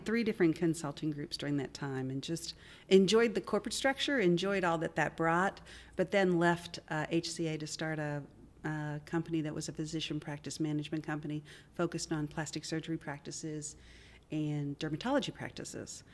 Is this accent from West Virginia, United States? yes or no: yes; Wheeling, West Virginia, United States; moved away as an adult; also born or lived in Dayton, Ohio; now in Nashville, United States; Grew up in Wheeling, West Virginia, school in Dayton, Ohio, and then came to Nashville